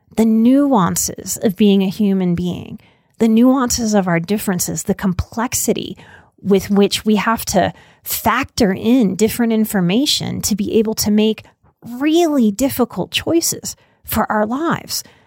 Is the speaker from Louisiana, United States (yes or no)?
yes; New Orleans, Louisiana, United States; I was raised, born and raised in New Orleans, and that's a deeply Catholic place